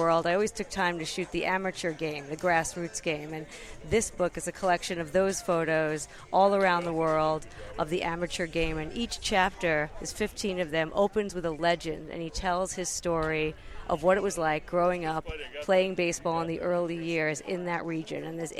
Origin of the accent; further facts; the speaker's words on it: New York, United States; moved away as an adult; also born or lived in San Francisco; now in Oakland, United States; San Francisco – well, I grew up in New York, but I've been in San Francisco since 1994, so half my life. So I consider this home.